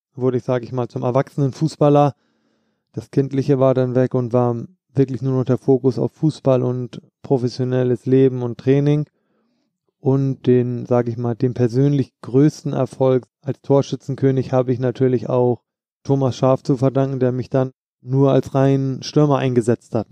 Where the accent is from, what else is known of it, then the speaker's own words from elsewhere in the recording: Hamburg, Germany; moved away; also born or lived in Frankfurt; In Hamburg bin ich groß geworden